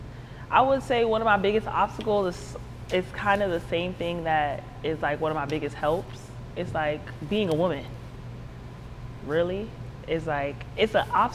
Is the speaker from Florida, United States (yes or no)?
yes; Broward County, Florida, United States; Originally, I'm from Broward County, Florida.